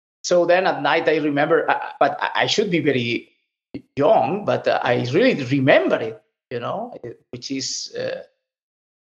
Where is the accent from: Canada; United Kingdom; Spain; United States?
Spain; Lleida, Catalonia; also born or lived in Estopiñán; I was born in Lleida, which is in the center of the main pig production area in Spain